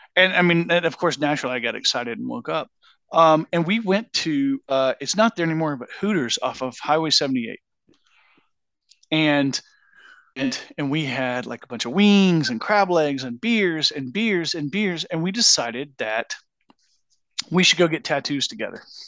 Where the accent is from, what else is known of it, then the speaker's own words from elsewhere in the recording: Georgia, United States; we grew up in Georgia